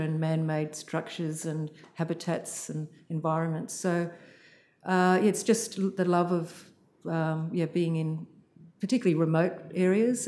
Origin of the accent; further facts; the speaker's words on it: Sydney, New South Wales, Australia; I grew up in Sydney mostly